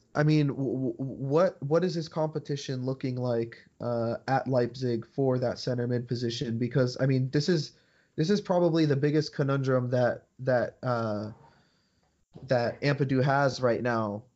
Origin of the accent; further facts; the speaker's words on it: United States; we're from the United States